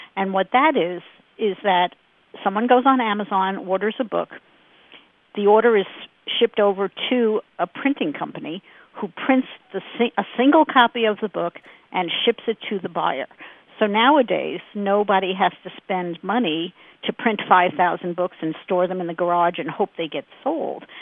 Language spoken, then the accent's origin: English; Brooklyn, New York, United States; moved away as an adult; now in Phoenix, United States; We grew up in Brooklyn